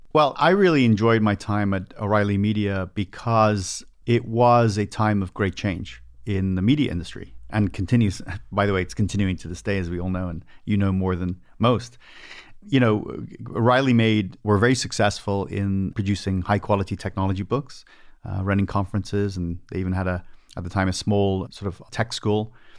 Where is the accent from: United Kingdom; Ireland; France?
Ireland; Dublin, Leinster; moved away as an adult; now in United States; I was born in Ireland, so this all happened over in Dublin, Ireland, and then I emigrated